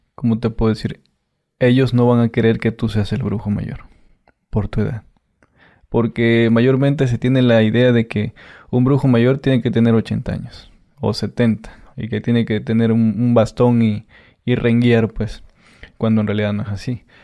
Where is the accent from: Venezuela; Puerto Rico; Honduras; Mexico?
Mexico; Catemaco, Veracruz; yo soy de Catemaco